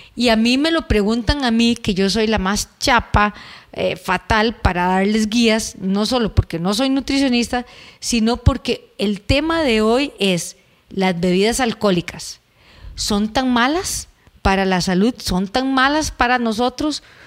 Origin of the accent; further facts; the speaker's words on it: Costa Rica; En Costa Rica eh, es muy dado a que tomemos cerveza.